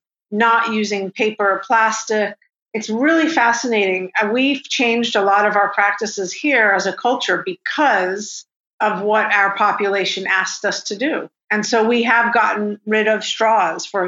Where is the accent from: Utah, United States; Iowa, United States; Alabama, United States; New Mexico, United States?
New Mexico, United States; Santa Fe; moved away as an adult; also born or lived in San Francisco; I grew up in Santa Fe, New Mexico, which is in the high Rocky Mountain desert here in the States